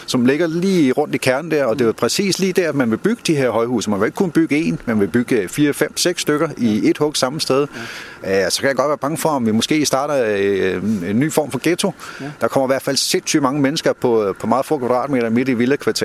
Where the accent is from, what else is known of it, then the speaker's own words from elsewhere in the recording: Korsør, Zealand, Denmark; da jeg voksede op i Korsør, havde vi jo lægernes hus